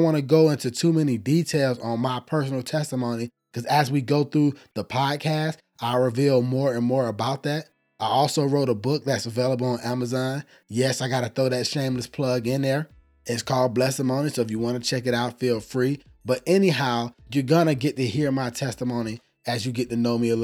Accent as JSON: {"language": "English", "town": "Atlanta", "region": "Georgia", "country": "United States", "said": "I'm from Atlanta, Georgia."}